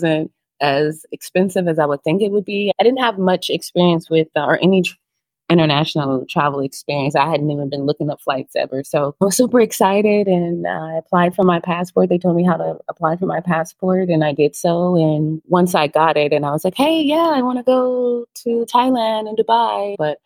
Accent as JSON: {"language": "English", "town": "Los Angeles", "region": "California", "country": "United States", "moved": "as an adult", "lives_now": "Santa Marta, Colombia", "said": "I'm from Los Angeles, California, South Central. I had a very interesting childhood"}